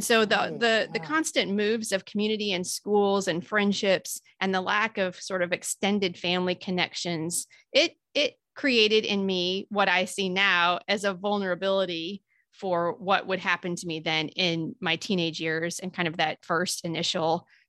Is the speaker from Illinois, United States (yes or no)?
yes; Illinois, United States; I'm from Southern Illinois. So most of my time was in Southern Illinois